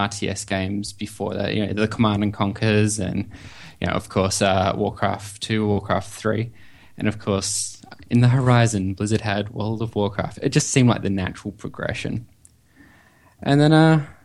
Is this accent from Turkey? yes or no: no; Perth, Western Australia, Australia; being in Australia, as you probably have guessed by my accent. I am in Western Australia, a nice little city called Perth.